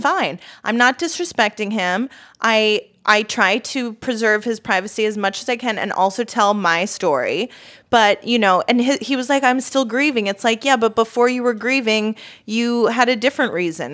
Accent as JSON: {"language": "English", "country": "United States", "said": "I am American"}